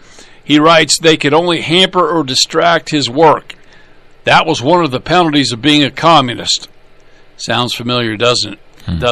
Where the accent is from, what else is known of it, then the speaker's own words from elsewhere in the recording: Minnesota, United States; My home state, for example, Minnesota, is close to enshrining abortion rights in the state law.